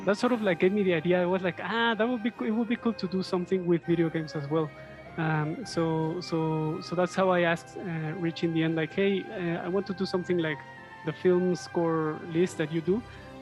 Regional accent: Mexico City, Mexico; I'm from Mexico City. I live here

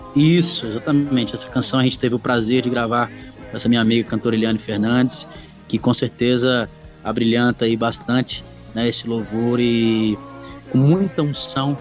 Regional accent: Florianópolis, Santa Catarina, Brazil; also born or lived in Goiânia; now in Brussels, Belgium; eu saí de Florianópolis, eu sou catarinense

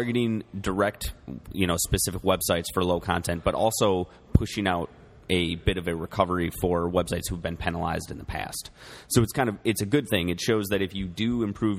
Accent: United States; We're American

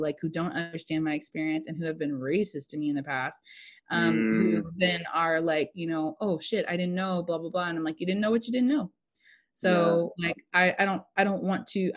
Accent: United States; I'm just American and I'm a mutt

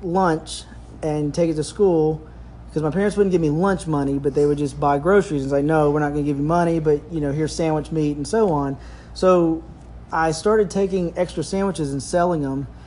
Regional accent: Lufkin, Texas, United States; I grew up here in Lufkin, Texas

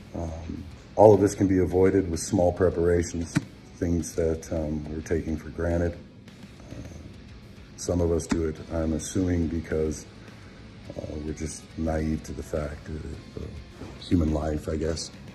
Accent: United States; We are American

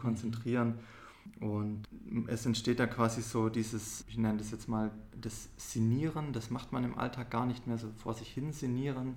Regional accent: Esslingen, Baden-Württemberg, Germany; wir sind ja hier in Esslingen aufgewachsen

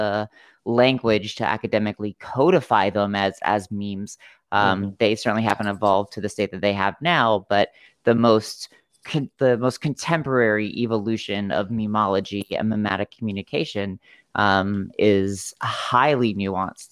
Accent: South Florida, United States; moved away as an adult; also born or lived in Montana; we were living in Montana at the time, and we're both from South Florida

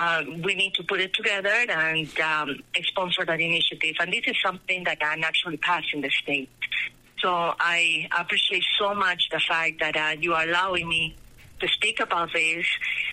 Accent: Peru; English is a second language; moved away as an adult; now in Colorado, United States; I was born in Peru when the country was in the hands of a military dictator. And I experienced a country during my teenager years that it was very indebted, unstable, violent.

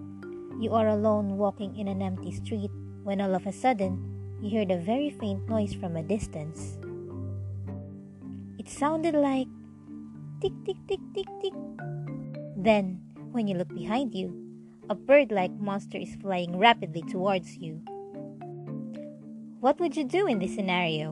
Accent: Bicol Region, Philippines; From my hometown in Bicol

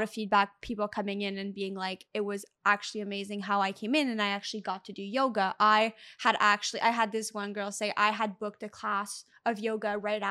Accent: Canada; We are from Canada, so it gets really cold.

